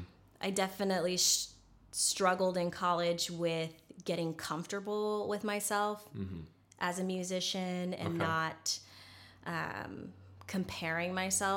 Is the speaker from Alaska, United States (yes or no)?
yes; Alaska, United States; I'm this chick from Alaska.